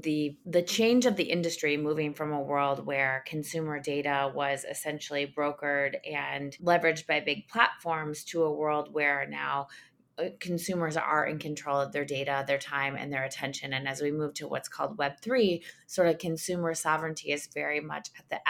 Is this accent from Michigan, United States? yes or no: yes; Ann Arbor, Michigan, United States; also born or lived in Detroit, Michigan; I'm from Detroit, Michigan. I grew up in Ann Arbor